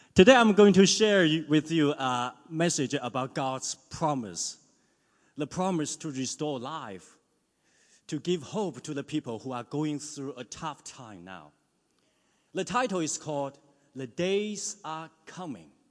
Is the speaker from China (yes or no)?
yes; China; moved away as an adult; now in New Zealand; In my hometown back in China, it can be 40 degrees in summer. When I was in my high school in the mid 90s